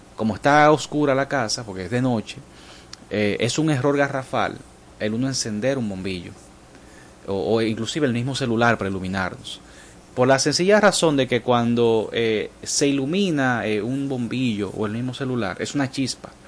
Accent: Dominican Republic; como buen dominicanos

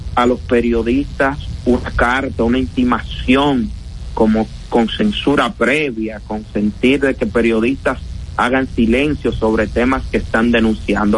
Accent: Dominican Republic; en nuestro país nosotros tenemos que ser burlados como dominicanos

